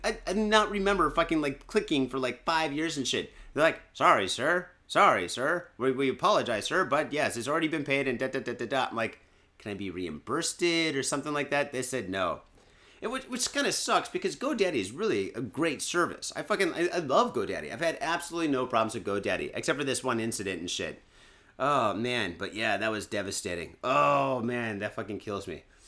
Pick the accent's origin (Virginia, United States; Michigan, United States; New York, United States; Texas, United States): Michigan, United States; now in Japan; I'm from Michigan originally